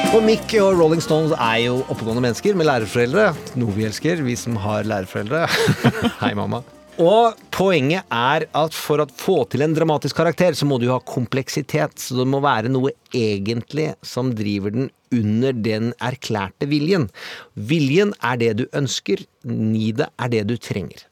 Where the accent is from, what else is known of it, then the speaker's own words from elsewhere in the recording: Mysen, Østfold, Norway; Jeg vokste opp i Mysen